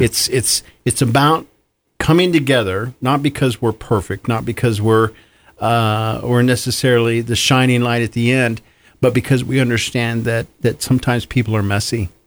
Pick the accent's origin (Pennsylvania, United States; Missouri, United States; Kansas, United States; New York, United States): Kansas, United States; moved away; I'm originally from Kansas